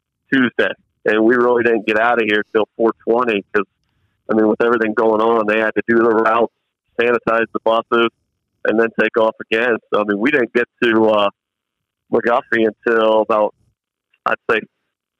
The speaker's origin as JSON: {"language": "English", "town": "Convoy", "region": "Ohio", "country": "United States", "tie": "born or raised there", "said": "growing up in Convoy"}